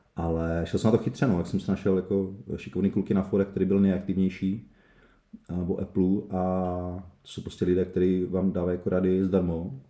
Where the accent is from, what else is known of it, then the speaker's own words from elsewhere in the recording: Uherské Hradiště area, Moravia, Zlín Region, Czechia; moved away as an adult; also born or lived in Prague; já vlastně pocházím z Sochkara, Uherského Hradiska